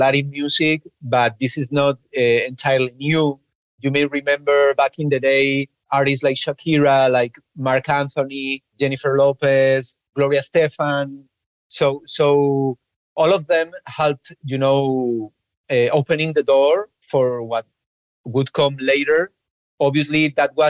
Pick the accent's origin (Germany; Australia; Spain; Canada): Spain; English is a second language; I grew up in Spain, and obviously English wasn't our native language